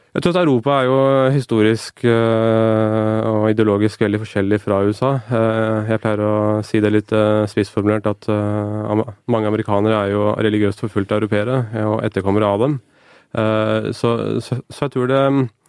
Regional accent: Norway; jeg ble bedt om å bære det norske flagget for, for hele skolen min, både som avgangselev ved ungdomsskolen

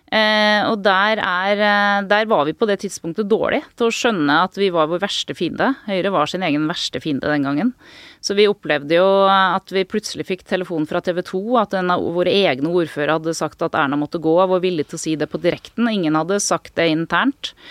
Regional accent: Norway; jeg kommer jo fra Norge

